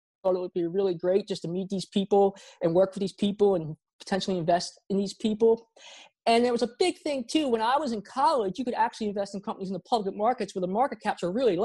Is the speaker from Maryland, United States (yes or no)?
yes; Baltimore, Maryland, United States; also born or lived in South Korea; I grew up in Baltimore, Maryland.